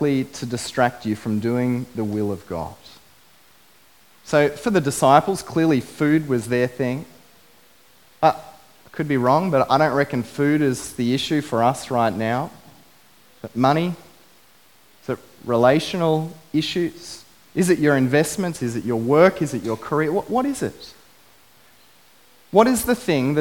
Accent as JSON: {"language": "English", "town": "Biloela", "region": "Queensland", "country": "Australia", "tie": "born or raised there", "said": "I grew up in Biloela, a beautiful country town"}